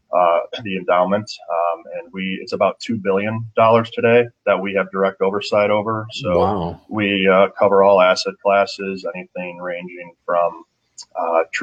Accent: Chesterland, Ohio, United States; I grew up in Chesterland, which is about 35 minutes east of downtown Cleveland.

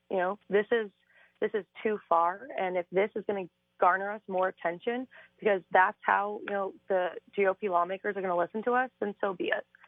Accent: Cuyahoga County, Ohio, United States; I'm from Cuyahoga County.

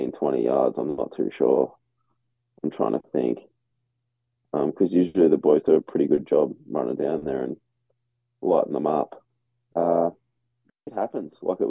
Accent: Australia; accent: Australian; now in Iowa, United States

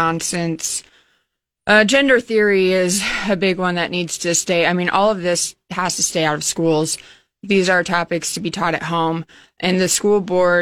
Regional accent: Hastings, Nebraska, United States; moved away as an adult; now in Lincoln, United States; I'm from Hastings, but I moved to Lincoln in 2013, so I've been here 10 years.

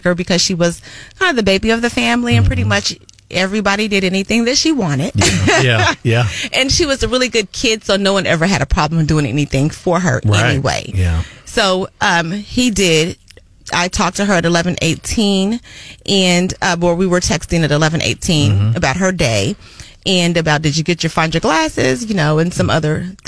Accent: Columbia, Missouri, United States; also born or lived in Dallas, Texas; I grew up here in Columbia, Missouri.

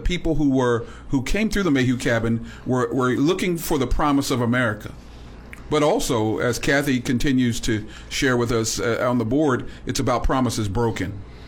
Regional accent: Missouri, United States; as an African American person, particularly knowing the value, I'm from Missouri.

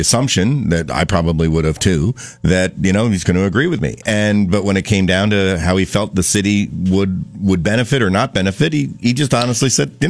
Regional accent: Middlebury, Vermont, United States; I grew up in Middlebury

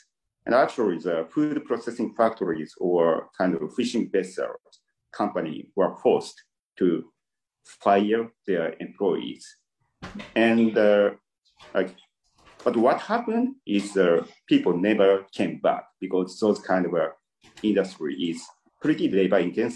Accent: Fukushima, Japan; I'm from Tohoku. I'm from Fukushima.

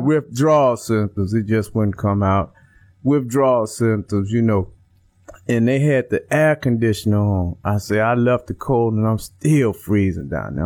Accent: Chicago, Illinois, United States; I'm from Chicago, Illinois, mm-hmm. Uh, the West Side, pretty rough area uh, with gangs, uh, drugs, violence, and prostitution, gambling, and things like that. Mm-hmm. And I was the only child, so basically I grew up in the streets

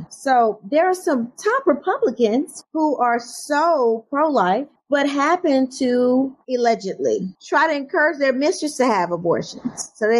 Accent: the South, United States; I'm from the South and I like living in the South

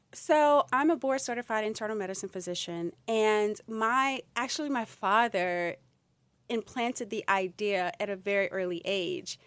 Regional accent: Louisiana, United States; I'm from Louisiana

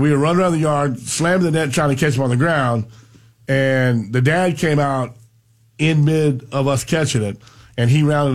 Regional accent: Pahokee, Florida, United States; growing up in Pahokee

